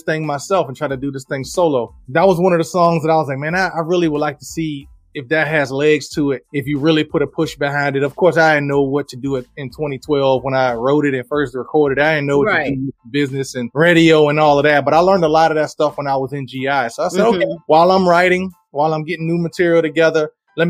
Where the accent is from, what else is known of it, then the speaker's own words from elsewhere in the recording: Richmond, Virginia, United States; I'm from Richmond, Virginia, born and raised here in Richmond, Virginia